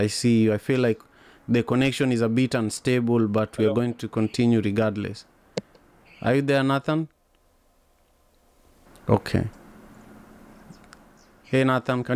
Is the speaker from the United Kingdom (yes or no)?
no; Kisumu, Kisumu County, Kenya; I grew up in Kisumu in Manyata